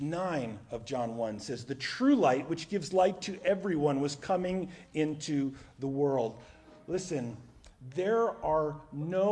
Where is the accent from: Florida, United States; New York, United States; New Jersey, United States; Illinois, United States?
New Jersey, United States; moved away; also born or lived in South Carolina; We're from New Jersey